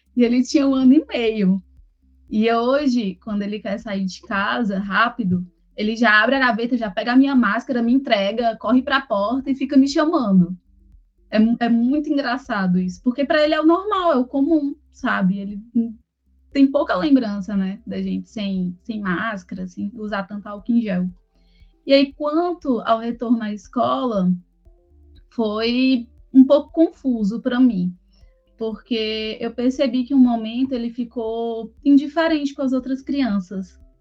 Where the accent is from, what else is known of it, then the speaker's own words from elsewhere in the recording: Fortaleza, Ceará, Brazil; moved away as an adult; now in Manaus, Brazil; Eu sou de Fortaleza, meu esposo é de Brasília e, e moramos juntos em Manaus há sete anos